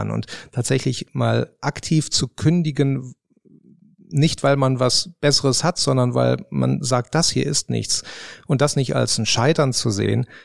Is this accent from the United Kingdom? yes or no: no; Rhineland, Germany; now in Baden-Württemberg, Germany; Äh, ich bin Rheinländer und ähm, jetzt wohne ich in Baden-Württemberg